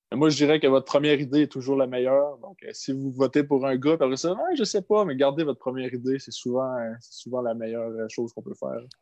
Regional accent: Gaspésie, Quebec, Canada; je viens de la Gaspésie, fait que la caissière à l'épicerie, elle me reconnaît

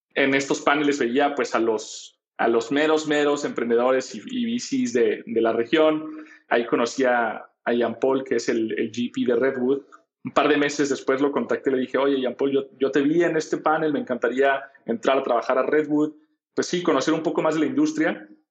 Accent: Guadalajara, Jalisco, Mexico; Yo soy de Guadalajara

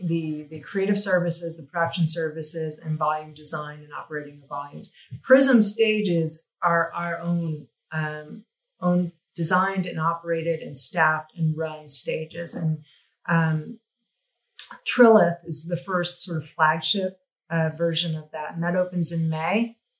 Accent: New Mexico, United States; moved away; I came from New Mexico. I studied fine art in New Mexico.

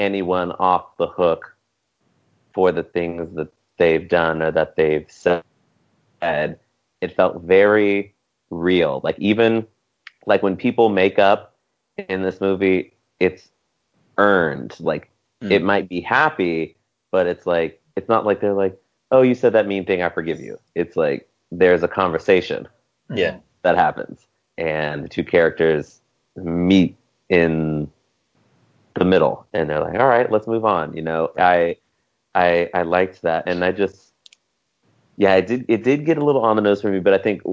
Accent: Richmond, California, United States; I grew up in the Bay Area. I went to high school in Richmond

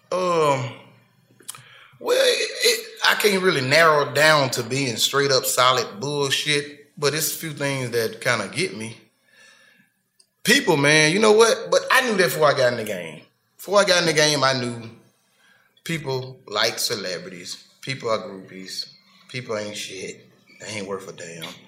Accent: Memphis, Tennessee, United States; also born or lived in Cleveland, Mississippi; I'm from Memphis. I was born in Mississippi.

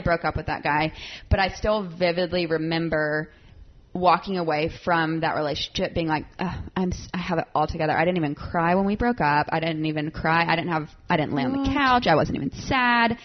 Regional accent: South Carolina, United States; moved away as an adult; now in Nashville, United States; I grew up in South Carolina, moved to Nashville

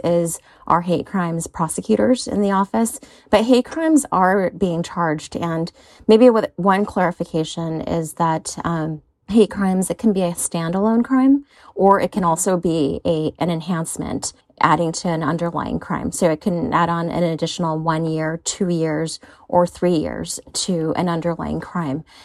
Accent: San Francisco, California, United States; I grew up here in San Francisco

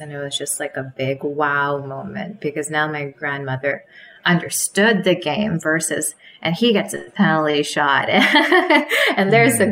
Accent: Canada; growing up in Canada

